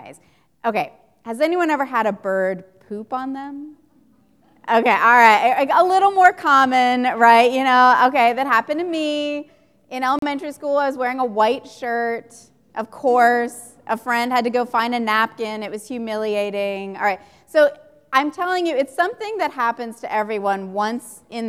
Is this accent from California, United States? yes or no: yes; San Diego, California, United States; I grew up in San Diego